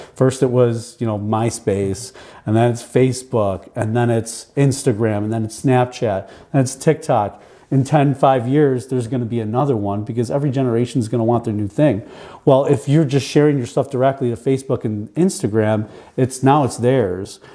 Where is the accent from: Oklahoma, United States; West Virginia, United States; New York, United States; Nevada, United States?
New York, United States; Buffalo; I grew up here in Buffalo, and then I did uh, college at Canisius here in Buffalo